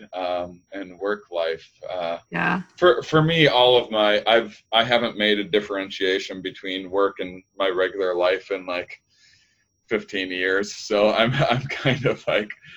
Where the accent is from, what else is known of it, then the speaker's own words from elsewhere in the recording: outside of La Crosse, rural Wisconsin, United States; moved away; I'm from rural Wisconsin